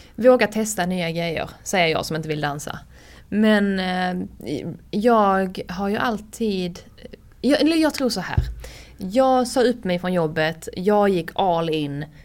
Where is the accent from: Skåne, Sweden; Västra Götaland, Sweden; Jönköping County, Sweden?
Skåne, Sweden; Höganäs; accent: Scanian; now in Stockholm, Sweden; jag kommer från Höganäs liksom. Jag hade knappt sett en limo innan jag flyttade till Stockholm